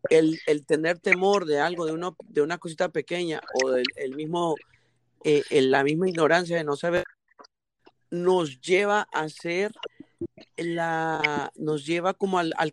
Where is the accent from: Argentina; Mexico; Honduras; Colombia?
Honduras; Tegucigalpa, Francisco Morazán; yo soy de Honduras, ah, yo soy